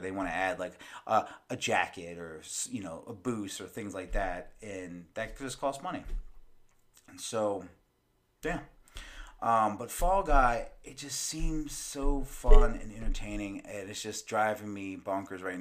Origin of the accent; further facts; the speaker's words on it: United States; I'm American.